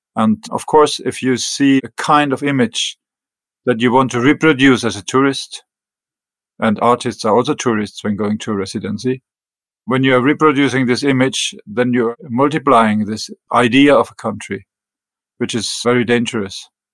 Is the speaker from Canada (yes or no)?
no; Germany; English is a second language; moved away as an adult; also born or lived in northern Norway; now in Greenland; I was born in Germany and raised in Germany in small town close to the French border. So it was bilingual town